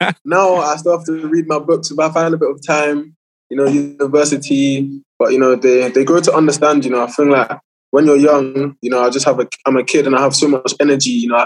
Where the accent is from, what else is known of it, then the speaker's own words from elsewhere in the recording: London, United Kingdom; my upbringing in Ealing was perfect